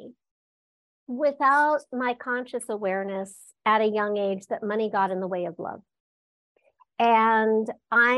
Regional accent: Los Angeles, California, United States; I was born and raised in Los Angeles, California, at the base of the Hollywood Hills.

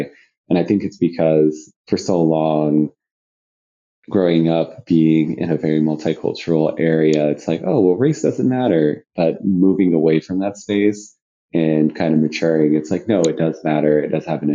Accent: Killeen, Texas, United States; now in Austin, United States; I grew up in a city called Killeen, Texas

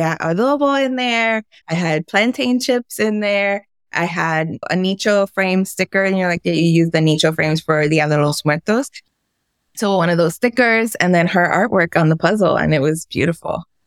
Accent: New York City, New York, United States; We grew up on the Lower East Side of Manhattan.

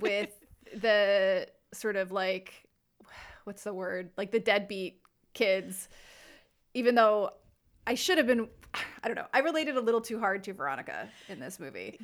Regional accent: New Jersey, United States; we're from New Jersey

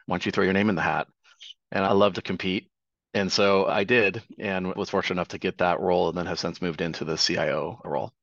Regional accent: Tri-Cities, Eastern Washington, United States; my hometown of the Tri Cities in Eastern Washington

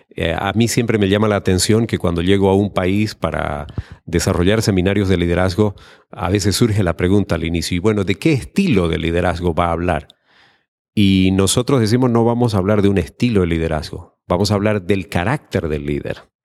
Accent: Santa Cruz de la Sierra, Santa Cruz, Bolivia; de Santa Cruz de la Sierra, Bolivia

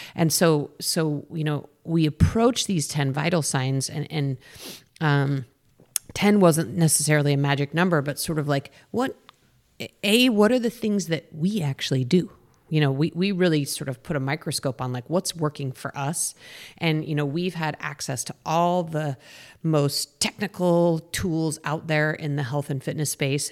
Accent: Boulder, Colorado, United States; I grew up in Boulder, Colorado

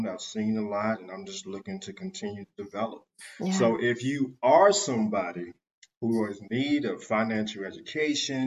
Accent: Washington, District of Columbia, United States; moved away as an adult; now in Raleigh, United States; I'm from Washington, D.C.

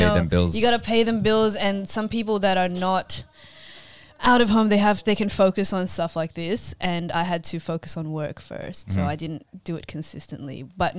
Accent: Sydney, New South Wales, Australia; I'm from London. From DY. That's how we talk in DY.

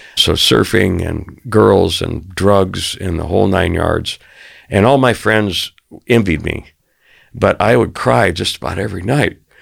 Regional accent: Arizona, United States; I grew up in Arizona

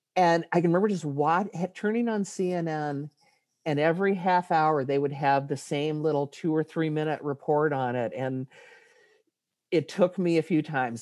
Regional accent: Ann Arbor, Michigan, United States; my hometown, Ann Arbor

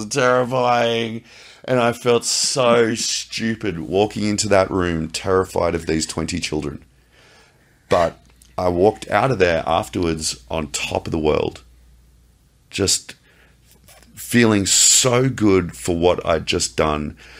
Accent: Australia; I'm Australian and I'm military

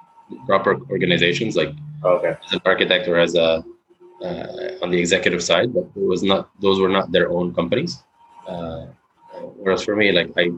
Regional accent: Lebanon; moved away as an adult; also born or lived in United States; now in New York City, United States; born and raised in Lebanon

